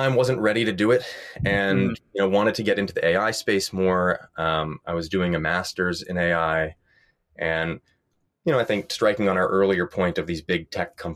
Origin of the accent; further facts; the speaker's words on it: New York, United States; moved away as an adult; also born or lived in Stanford; I grew up in New York